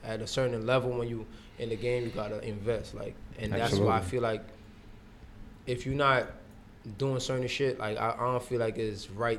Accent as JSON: {"language": "English", "country": "St. Vincent & Grenadines", "said": "So I'm tough. Like, and I'm from the Caribbean, so."}